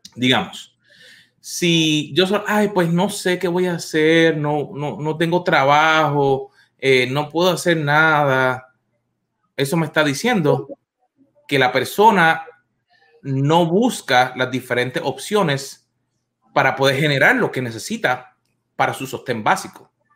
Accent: Puerto Rico; moved away as an adult; now in United States; Yo llevo acá en los Estados Unidos unos veintitantos años y uno de mis sueños que yo tenía cuando yo vivía en mi país, en Puerto Rico, era venir a los Estados Unidos.

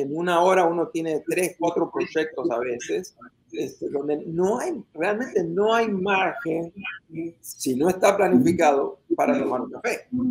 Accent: Argentina; moved away as an adult; now in United States; en mi país natal, Argentina

